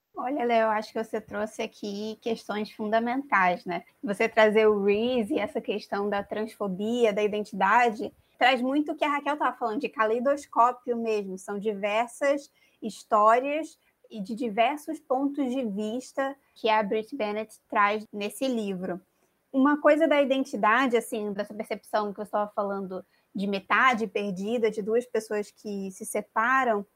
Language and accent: Portuguese; Brazil; nós somos brasileiros